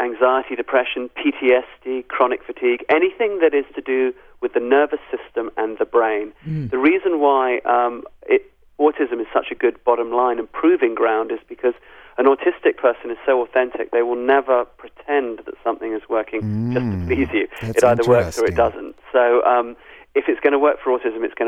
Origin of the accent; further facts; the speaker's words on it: England, United Kingdom; also born or lived in South Africa / Zimbabwe; I'm a white African, even though I was born in England. All my family is from South Africa and Zimbabwe.